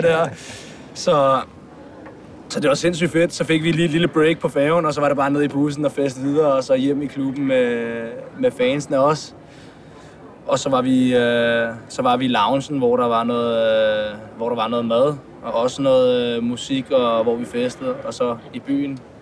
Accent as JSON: {"language": "Danish", "town": "Hvidovre", "region": "Capital Region of Denmark", "country": "Denmark", "lives_now": "Frederiksberg, Denmark", "said": "Nu bor jeg så på, på Frederiksberg, men jeg kommer fra, fra Hvidovre, og mine forældre bor der stadig."}